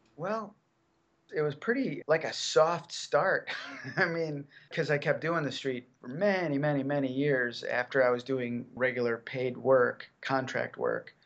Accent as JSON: {"language": "English", "town": "Chicago", "region": "Illinois", "country": "United States", "tie": "born or raised there", "said": "I grew up in Chicago. I lived right downtown"}